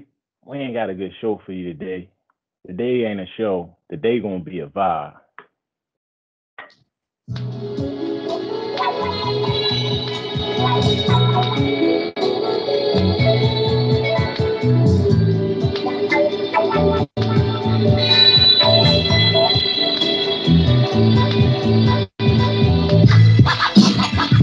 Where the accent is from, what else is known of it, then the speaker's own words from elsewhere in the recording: Baltimore, Maryland, United States; we from Baltimore